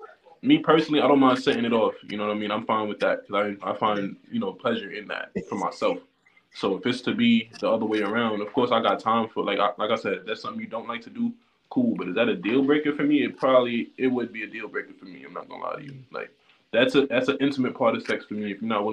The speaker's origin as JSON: {"language": "English", "country": "Liberia", "said": "I'm from Liberia."}